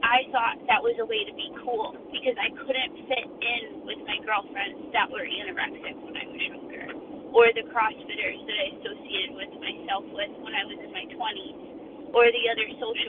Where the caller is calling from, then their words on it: Connecticut, United States; I'm calling from Connecticut.